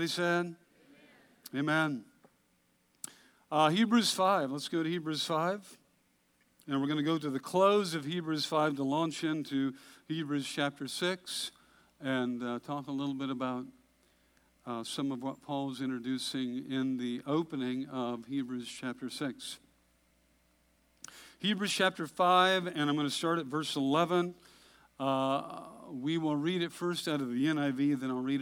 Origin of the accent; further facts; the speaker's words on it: Hood River, Oregon, United States; I grew up in Hood River, Oregon